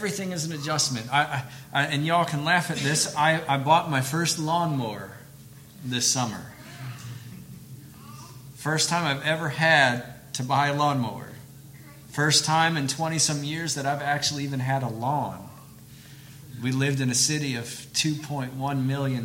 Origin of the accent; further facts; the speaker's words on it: Detroit, Michigan, United States; moved away as an adult; also born or lived in Peru; now in Versailles, United States; I grew up in Detroit, and I've learned to say y'all